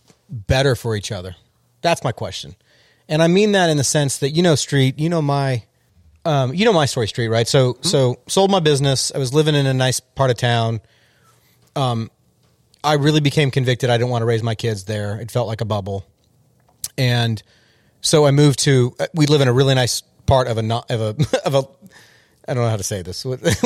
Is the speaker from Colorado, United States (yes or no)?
no; California, United States; I grew up in Southern California.